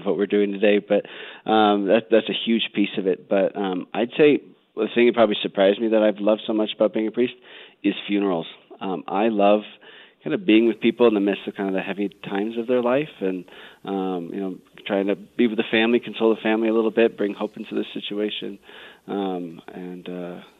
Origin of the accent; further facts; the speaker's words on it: Colorado, United States; I grew up out here in Colorado